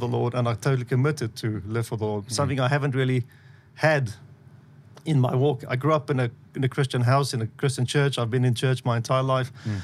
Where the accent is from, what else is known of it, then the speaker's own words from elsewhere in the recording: South Africa; accent: South African; moved away as an adult; also born or lived in Australia; now in Israel; I was born and raised in South Africa. I lived there until I had two children, then moved to Australia.